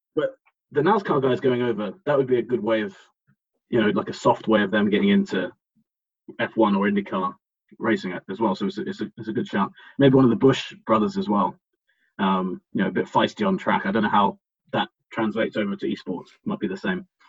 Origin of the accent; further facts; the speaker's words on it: England, United Kingdom; we're both English